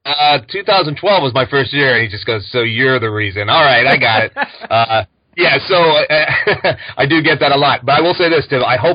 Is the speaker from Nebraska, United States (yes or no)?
no; New Jersey, United States; also born or lived in Philadelphia, Pennsylvania; We moved over to South Jersey, and I grew up over in South Jersey, while I was in school and high school and everything